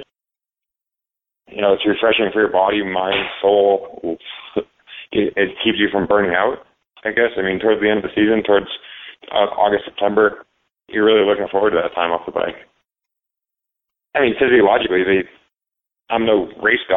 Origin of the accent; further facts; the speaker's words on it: New England, United States; I'm from New England